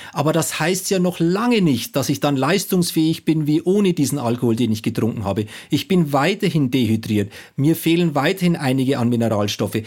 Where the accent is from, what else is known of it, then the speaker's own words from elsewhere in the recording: Bavaria, Germany; Also ich komme aus Bayern